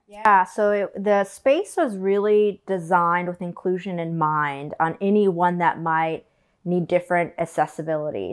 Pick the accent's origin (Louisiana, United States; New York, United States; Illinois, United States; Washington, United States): Illinois, United States; Collinsville; moved away; My hometown is Collinsville, Illinois.